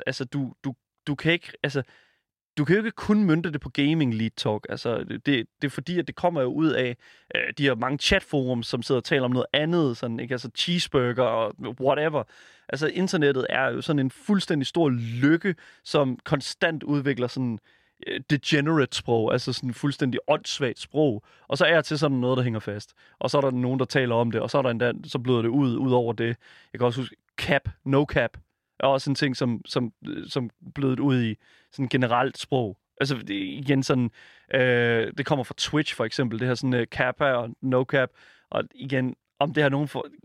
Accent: Horsens, Central Denmark Region, Denmark; Jeg er fra Horsens

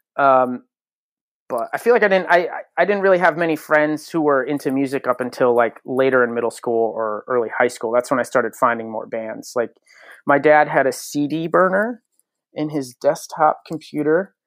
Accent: Connecticut, United States; born and raised in Connecticut

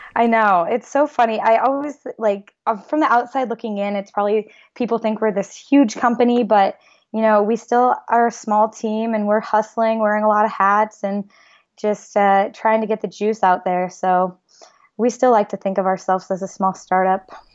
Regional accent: Iowa, United States; moved away as an adult; also born or lived in San Diego; I grew up in Iowa, and I went to the University of Iowa.

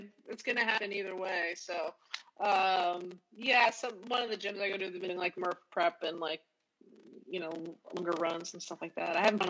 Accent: New York, United States; moved away; also born or lived in Boston; From New York, Queens.

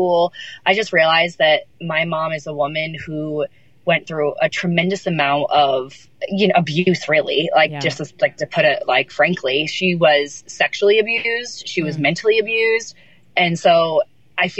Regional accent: Central New York, United States; I grew up in Central New York, so about 4 hours from Manhattan

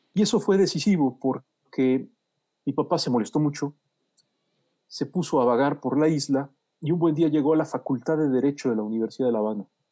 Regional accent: Mexico City, Mexico; nací en 1966, es decir, en el pasado remoto, en la Ciudad de México, en Coyoacán.

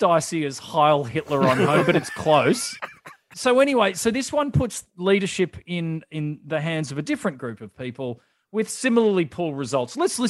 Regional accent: Australia; as an Australian abroad

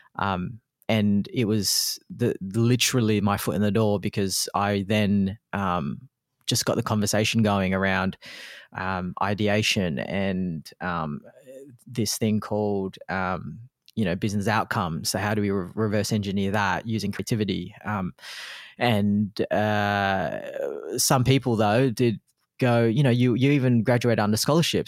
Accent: Australia; also born or lived in Philippines; my background being a Filipino immigrant coming to Australia, um, when I was only one years old

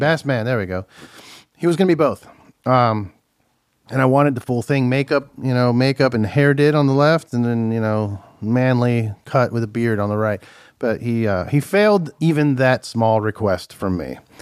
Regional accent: Miami, Florida, United States; moved away; also born or lived in New Jersey; I'm from Miami

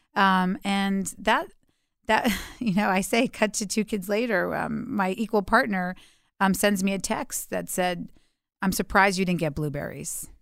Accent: New York City, New York, United States; I was raised in Alphabet City, um, before that was a cool place to live, uh, in the early eighties

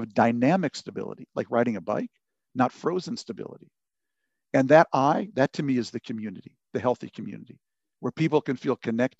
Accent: Lebanon; that's why we wanted to send our kids to public school, because we grew up in Lebanon, basically, a place where everyone sent their kids to their own confessional school

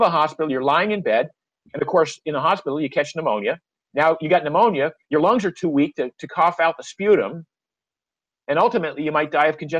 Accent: Maine, United States; moved away; I grew up in Maine where the water's always cold.

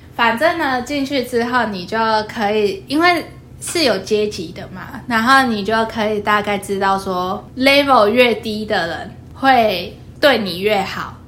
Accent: Kaohsiung, Taiwan; 我阿祖是嘉义人，所以我既是高雄人，又是好，嘉义人

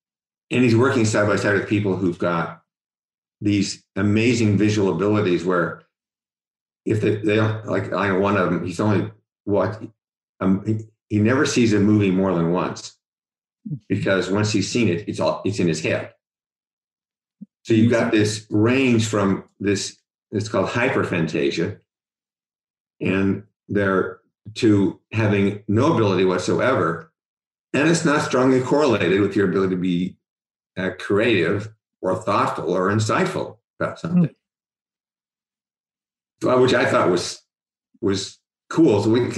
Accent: Cincinnati, Ohio, United States; and it's not true when I grew up in Cincinnati.

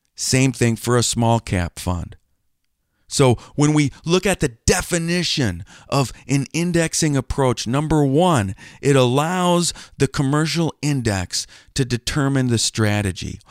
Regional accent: Wisconsin, United States; moved away as an adult; also born or lived in Cincinnati, Ohio; I grew up in Wisconsin

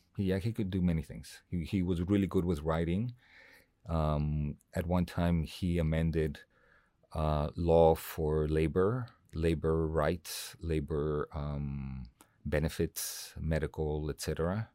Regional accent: Mexico City, Mexico; English is a second language; moved away as an adult; now in Los Angeles, United States; growing up in Mexico City, going to this American school

